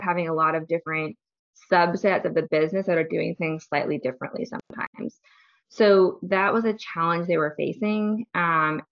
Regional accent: Seattle, Washington, United States; now in Oakland, United States; I'm originally from the Seattle area, though.

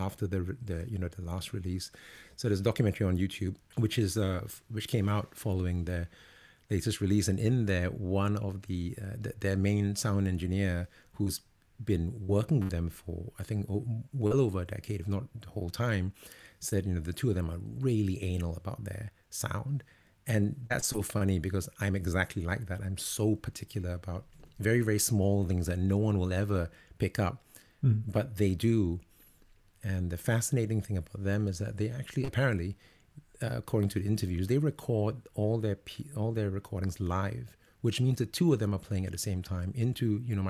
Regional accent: Singapore; now in London, United Kingdom; I'm actually originally from Singapore.

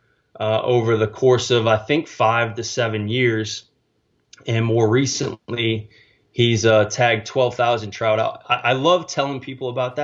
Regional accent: New Orleans, Louisiana, United States; moved away as an adult; also born or lived in Mississippi; now in San Antonio, United States; born and raised in New Orleans, Louisiana, and grew up with a trout fishing father

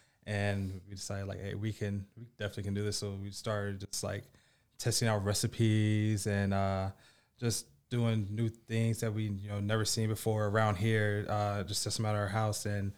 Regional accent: Niles, Michigan, United States; moved away as an adult; also born or lived in Kansas City; now in South Bend, United States; I grew up in Niles, lived around Midwest, and moved here about 6-7 years ago myself.

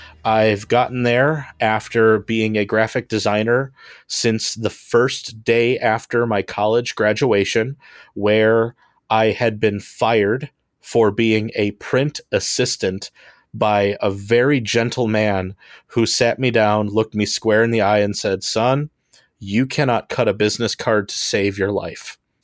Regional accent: Homewood, Illinois, United States; I'm an artist and comedian. I am from Homewood, Illinois.

